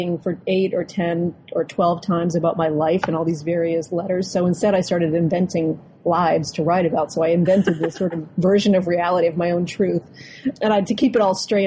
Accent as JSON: {"language": "English", "area": "Boston suburbs", "region": "Massachusetts", "country": "United States", "tie": "born or raised there", "said": "being a child growing up in the Boston suburbs"}